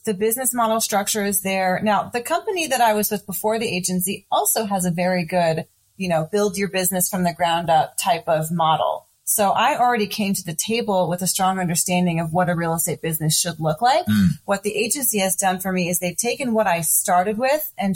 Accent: Montgomery County, Maryland, United States; now in Frederick, United States; I grew up in Montgomery County, but I'd moved to Frederick about 6 or 7 years ago.

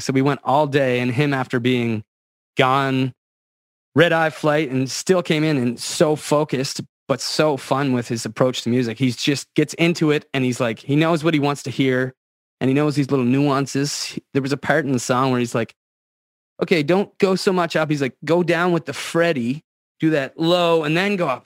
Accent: Antigonish County, Nova Scotia, Canada; I grew up in Antigonish County

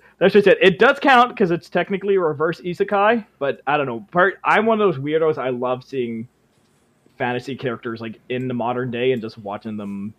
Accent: Canada; I'm from the land of beavers.

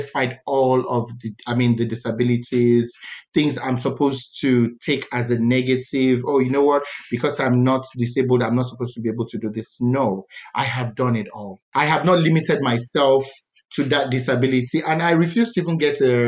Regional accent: Calabar, Cross River, Nigeria; I was born in Calabar

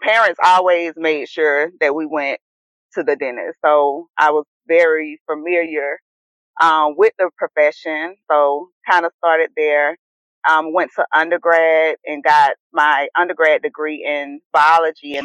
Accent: South Carolina, United States; moved away as an adult; now in Atlanta, United States; I'm from South Carolina. Have three brothers, only girl

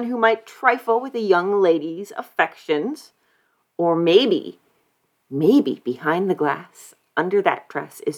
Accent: near Jamestown, New York, United States; Jamestown, New York, which is not too far from where I grew up. It's actually like the closest city to my hometown.

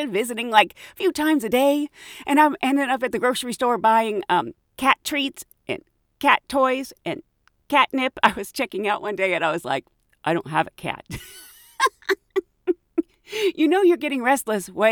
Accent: United Kingdom; I'm British

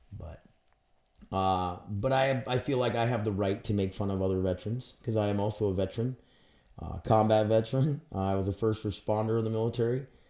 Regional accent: Grand Forks, North Dakota, United States; I'm from Grand Forks, North Dakota.

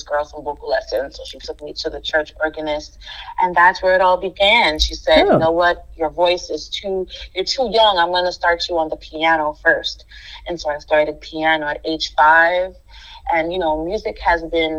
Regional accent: New York City, New York, United States; born and raised in Brooklyn, New York

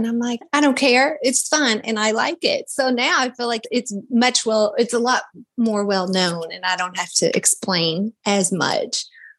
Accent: Kentucky, United States; now in Florida, United States; I came from Kentucky, or I moved to Florida from Kentucky about 5.5 years ago.

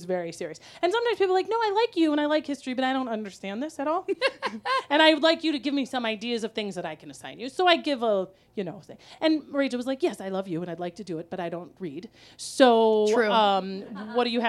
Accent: Wisconsin, United States; moved away; also born or lived in Minnesota; I'm from Wisconsin, but I lived in Minnesota for 25 years

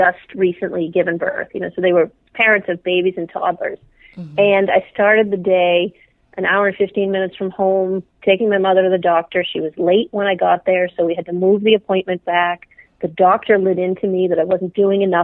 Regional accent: Dedham, Massachusetts, United States; I grew up outside of Boston in a town called Dedham

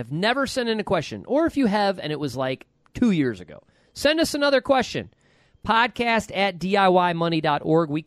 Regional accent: New York, United States; when I was a kid growing up in New York

